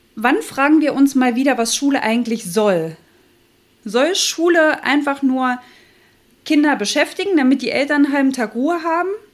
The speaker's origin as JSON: {"language": "German", "region": "Thuringia", "country": "Germany", "moved": "as an adult", "lives_now": "Hamburg, Germany", "said": "bin ja eigentlich Thüringerin"}